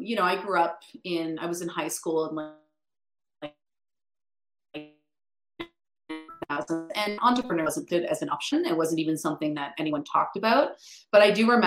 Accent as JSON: {"language": "English", "town": "Ottawa", "region": "Ontario", "country": "Canada", "tie": "born or raised there", "said": "I actually grew up just outside Ottawa"}